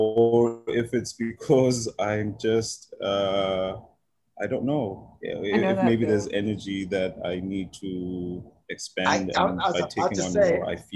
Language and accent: English; South Africa; moved away as an adult; now in Riyadh, Saudi Arabia; I'm South African